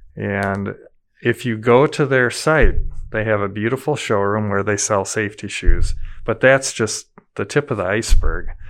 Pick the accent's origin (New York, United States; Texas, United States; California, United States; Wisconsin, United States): Wisconsin, United States; Madison; as a kid, growing up in Madison, a lot of the kids I grew up with, their dads worked for Asker Meyer.